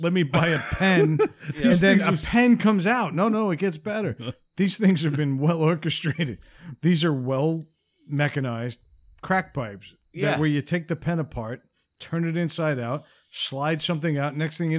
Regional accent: Patchogue, New York, United States; I grew up in a town, a small town, a little one horse town.

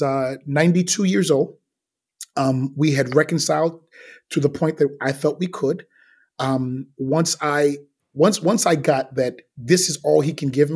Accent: New York City, New York, United States; I grew up in Brooklyn.

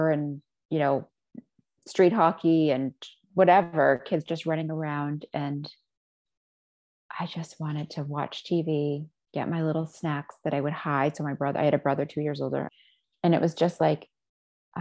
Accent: United States; also born or lived in Israel; My parents moved to the States after they had me. So I was a baby when I was moved here

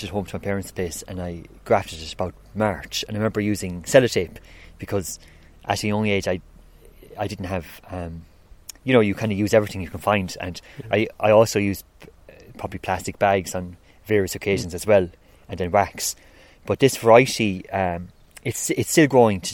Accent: Kilmaley, near Ennis, County Clare, Ireland; I'm actually from Inch Kilmaley. I live between Inch and Kilnamona. It's just on the border. But yeah, so I'm from outside Ennis

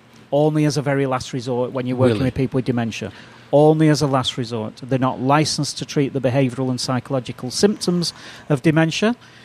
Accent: United Kingdom; moved away; Yeah, well, I'm a Brit, and I was trained. All my training is from the UK.

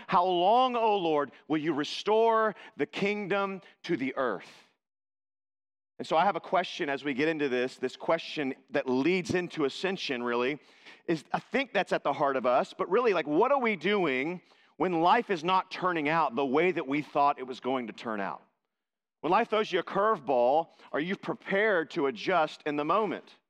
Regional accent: Texas, United States; I was born in Texas.

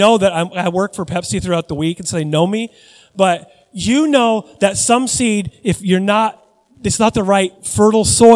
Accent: Puyallup, Washington, United States; moved away; I grew up in Puyallup, Washington

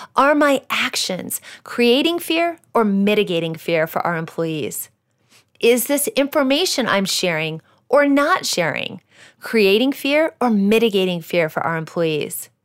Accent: Iowa, United States; moved away; When I was fifteen, I got my first job, which was working at a greenhouse in my home state of Iowa. I worked there on and off throughout high school

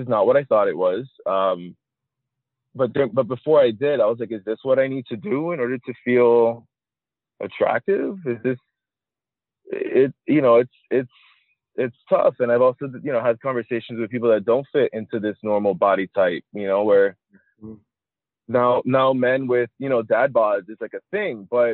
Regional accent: Miami, Florida, United States; I live in Miami. I grew up in Miami

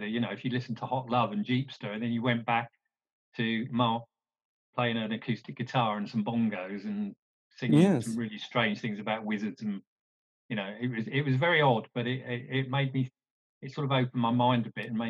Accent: Isle of Wight, South East England, United Kingdom; I grew up where I'm sitting tonight, which is on the Isle of Wight.

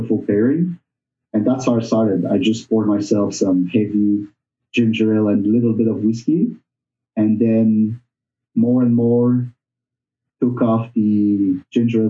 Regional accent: Montreal, Quebec, Canada; moved away as an adult; also born or lived in Burgundy, France; now in Ottawa, Canada; I wasn't born, but I was raised in Montreal

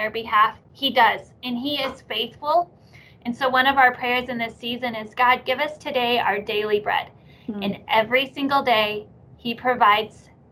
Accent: Oklahoma, United States; I am an Okie, born and raised. Love my state here in Oklahoma

